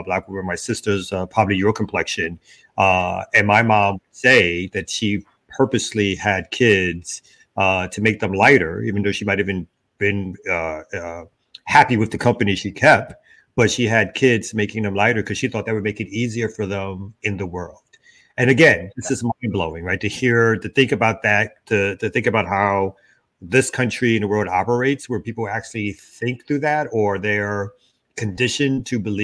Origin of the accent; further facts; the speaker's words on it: New York City, New York, United States; I'm originally from Brooklyn, New York